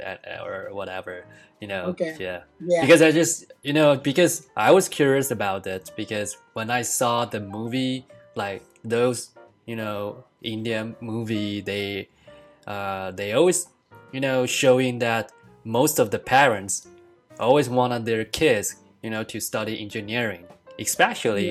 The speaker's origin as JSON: {"language": "English", "country": "Taiwan", "second_language": "English", "moved": "as an adult", "lives_now": "United States", "said": "Asian, like me, I'm from Taiwan"}